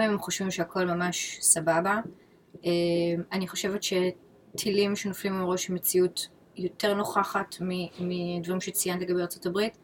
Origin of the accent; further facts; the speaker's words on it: Israel; moved away as an adult; now in New York, United States; אני מכירה את ישראל 39 שנים, מינוס חמש כזה שזה חצי